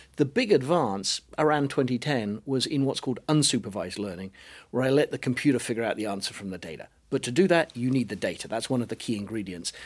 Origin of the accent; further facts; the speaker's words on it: United Kingdom; accent: British; now in United States; I live in America, and it even now recognizes my British accent